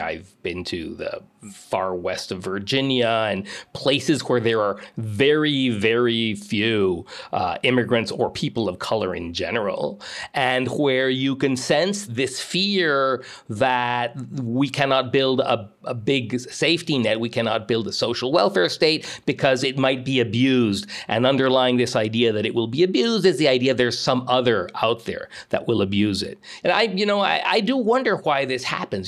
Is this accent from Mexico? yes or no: yes; Mexico; moved away as an adult; now in United States; I grew up most of my childhood in Mexico, all the way through university.